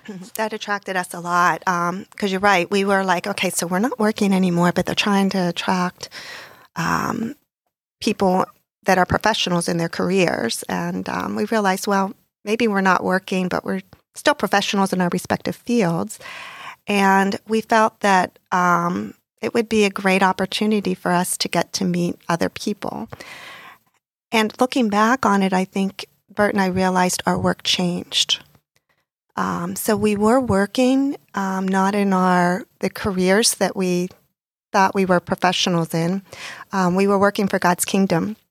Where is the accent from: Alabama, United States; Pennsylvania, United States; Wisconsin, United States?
Pennsylvania, United States; Pittsburgh; moved away as an adult; also born or lived in New York metropolitan area; now in South Florida, United States; I grew up in Pittsburgh, Pennsylvania